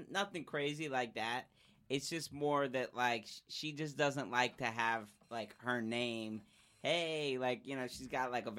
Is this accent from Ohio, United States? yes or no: no; New Haven, Connecticut, United States; moved away as an adult; now in Los Angeles, United States; I'm from New Haven, Connecticut.